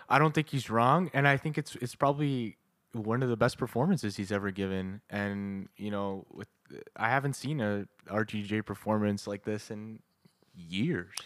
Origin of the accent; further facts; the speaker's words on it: Canada; we're Canadian